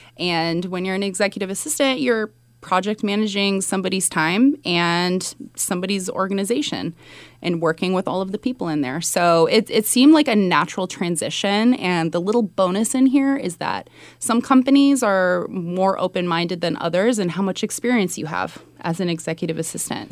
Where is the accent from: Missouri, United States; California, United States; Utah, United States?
California, United States; Sunnyvale; born or raised there; moved away as an adult; also born or lived in Mountain View, California / New York